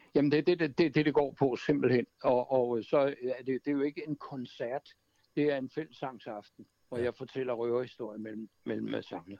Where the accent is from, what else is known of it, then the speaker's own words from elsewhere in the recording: Kastrup, Capital Region of Denmark, Denmark; moved away; AOF Amager, hvor jeg kommer fra, ja. fra, fra Kastrup.